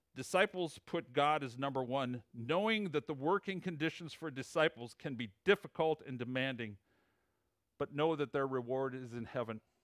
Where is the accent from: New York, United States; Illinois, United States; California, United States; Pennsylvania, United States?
Illinois, United States; accent: Illinois; moved away as an adult; also born or lived in Plainfield, Illinois; now in Huntington, West Virginia, United States; my Illinois accent.